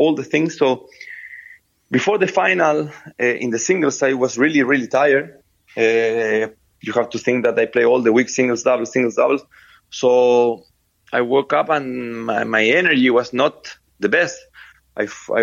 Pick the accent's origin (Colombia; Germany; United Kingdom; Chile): Chile; Viña del Mar, Valparaíso; English is a second language; I born in Viña del Mar, a small city. I come from Chile.